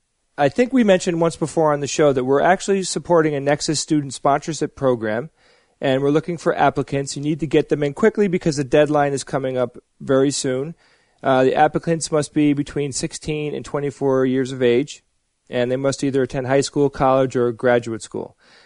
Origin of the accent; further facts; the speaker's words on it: United States; I'm American.